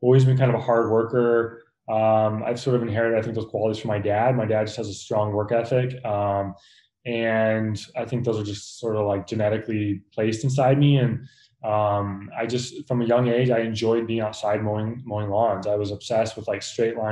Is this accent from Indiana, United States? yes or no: yes; Indiana, United States; moved away as an adult; also born or lived in San Diego / New Jersey; now in Los Angeles, United States; growing up in Indiana, a small town